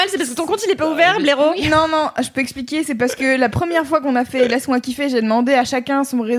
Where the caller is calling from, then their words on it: Saint-Benoît-la-Forêt, Centre-Val de Loire, France; Ah, je suis à Saint-Benoît-la-Forêt.